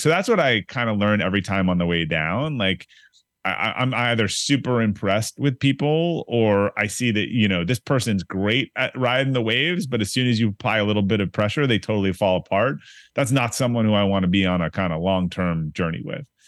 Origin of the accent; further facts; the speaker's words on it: Boston, Massachusetts, United States; also born or lived in Brookline, Massachusetts / Newton, Massachusetts / Arlington, Virginia; now in Needham, United States; I'm from Boston